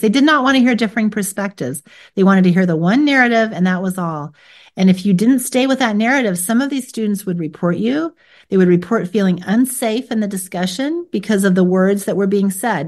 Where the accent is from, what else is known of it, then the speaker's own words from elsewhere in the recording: United States; I was born here in America